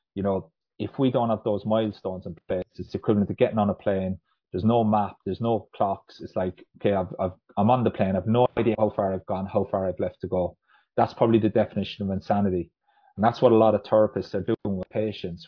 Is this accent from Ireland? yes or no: yes; Ireland; moved away as an adult; now in Huddersfield, United Kingdom; I'm, I'm from Ireland originally, um, but moved over to the UK to study physiotherapy